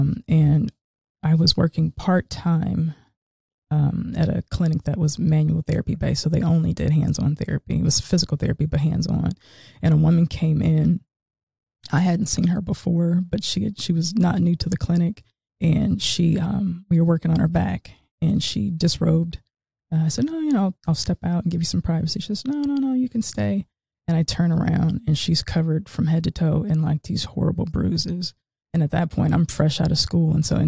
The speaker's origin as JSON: {"language": "English", "town": "Seattle", "region": "Washington", "country": "United States", "moved": "as an adult", "lives_now": "Cary, United States", "said": "I'm originally from Seattle, Washington, West Coast."}